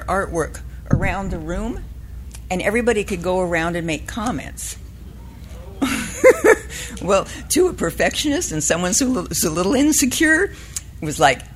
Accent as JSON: {"language": "English", "region": "Southern California", "country": "United States", "tie": "born or raised there", "said": "I was raised in Southern California"}